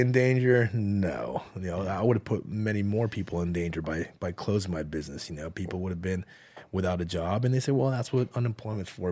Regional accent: United States; I'm here. I was born here.

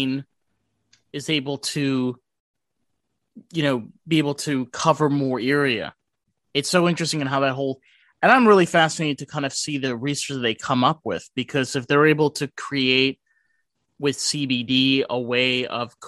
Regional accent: New York, United States; I'm from New York

